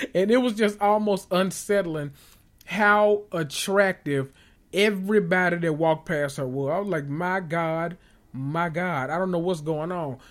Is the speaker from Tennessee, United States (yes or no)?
yes; Memphis, Tennessee, United States; accent: country; I'm from Memphis